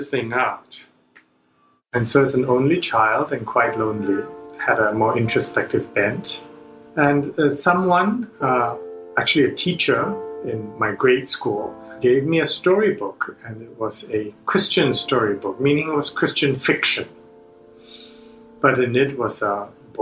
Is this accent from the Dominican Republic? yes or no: no; Singapore; moved away as an adult; also born or lived in Princeton, New Jersey / New York City; I grew up in Singapore to English-educated parents